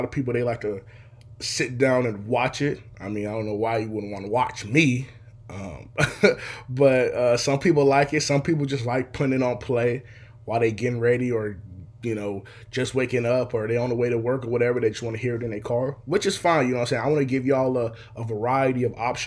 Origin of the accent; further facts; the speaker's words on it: Seattle, Washington, United States; I'm from Seattle, Washington. Still here to this day